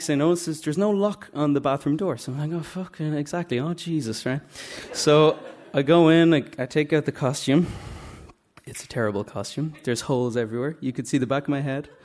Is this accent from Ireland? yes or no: yes; Dublin, Leinster, Ireland; I'm from Drumcondra